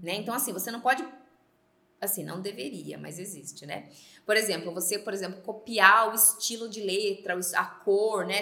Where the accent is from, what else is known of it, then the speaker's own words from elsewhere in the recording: Sorocaba, São Paulo, Brazil; eu sou aqui de Sorocaba